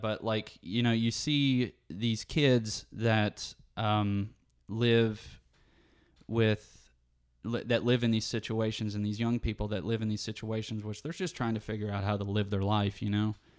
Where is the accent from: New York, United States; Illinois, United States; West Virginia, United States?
West Virginia, United States; moved away as an adult; now in Savannah, United States; I've lived here for the first twenty-two years of my life. I don't wanna leave my hometown.